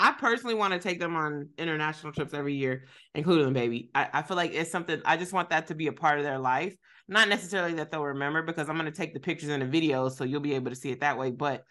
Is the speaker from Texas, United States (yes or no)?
no; Kentucky, United States; We didn't have no Armenians when I was growing up in Kentucky.